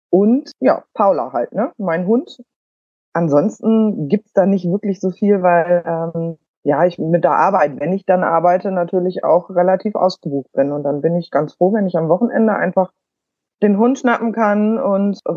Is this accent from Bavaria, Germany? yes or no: no; Bremen, Germany; äh, komme aus Bremen.